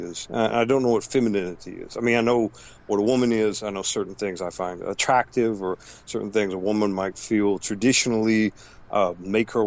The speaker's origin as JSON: {"language": "English", "country": "United States", "said": "as an American"}